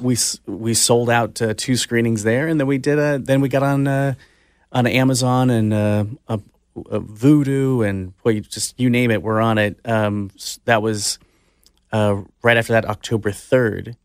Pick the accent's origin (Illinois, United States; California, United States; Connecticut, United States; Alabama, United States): California, United States; Orange County; I grew up in Orange County